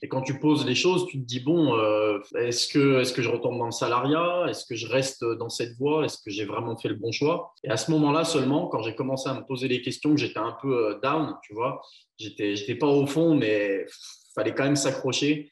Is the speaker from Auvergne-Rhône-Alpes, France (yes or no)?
yes; Chaponost, Auvergne-Rhône-Alpes, France; also born or lived in Lyon; Je suis d'un petit village à vingt minutes au sud de Lyon à la base. Mais, euh, aujourd'hui, je suis installé à Lyon Centre, ouais. Je suis chaponais